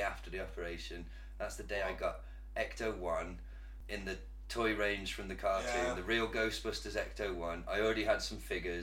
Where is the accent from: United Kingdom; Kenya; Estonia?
United Kingdom; as British people